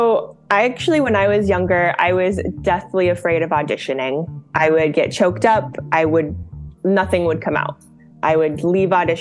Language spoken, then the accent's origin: English; Scottsdale, Arizona, United States; now in Los Angeles, United States; I grew up in Scottsdale, Arizona